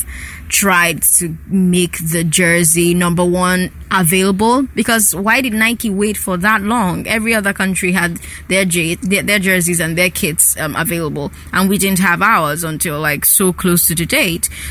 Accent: Nigeria

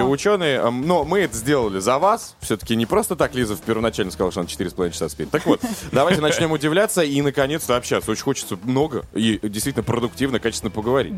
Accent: Russia; я рад, что родился в России

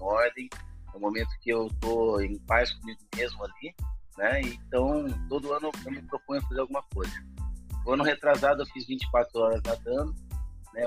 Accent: Campinas, São Paulo, Brazil; E mesmo no interior de São Paulo, sou de Campinas

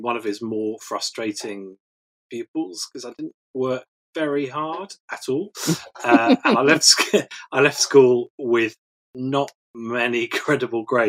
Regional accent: Weston-super-Mare, South West England, United Kingdom; also born or lived in Taunton; I was brought up in Weston-super-Mare

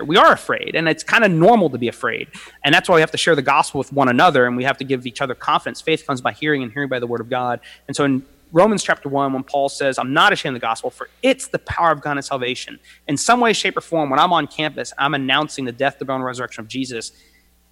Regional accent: United States; We're Americans

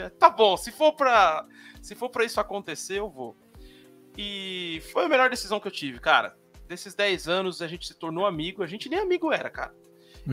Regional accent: São Paulo, Brazil; Eu sou da periferia de São Paulo, São Mateus, na Zona Leste

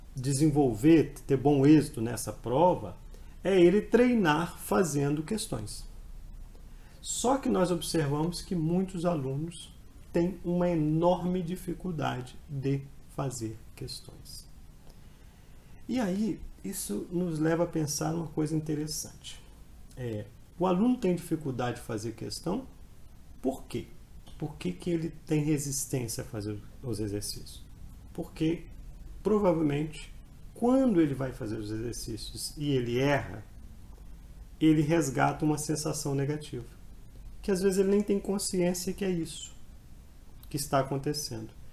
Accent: Colatina, Espírito Santo, Brazil; Eu nasci na cidade do interior, do Espírito Santo, né, cidade de Colatina, cidade que eu, minha cidade natal.

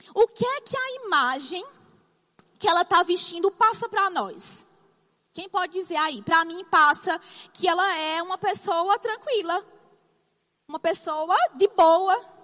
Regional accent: Northeast Region, Brazil; accent: nordestino; Você vai se acostumar com o meu sotaque? Sou nordestina, eu falo arrastado

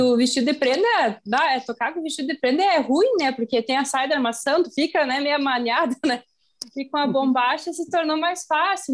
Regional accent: Sertão, Rio Grande do Sul, Brazil; eu sou natural de Sertão, que é uma cidadezinha perto daqui

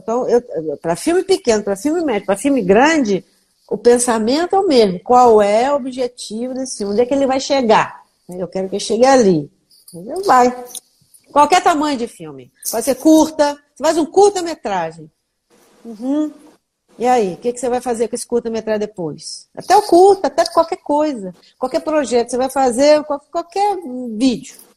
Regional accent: Volta Redonda, Rio de Janeiro, Brazil; now in Rio de Janeiro, Brazil; eu sou de Volta Redonda

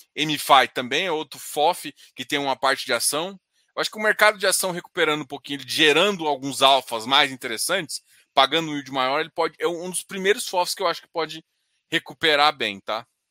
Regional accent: Goiânia, Goiás, Brazil; Daqui de Goiânia, eu sou de Goiânia

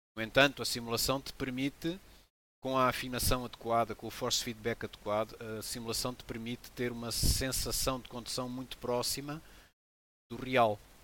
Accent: Portugal; also born or lived in Benguela, Angola; now in Lagoa, Portugal; eu nasci em Benguela, em Angola, e vim bem, bem jovem para Portugal, com 7 anos de idade

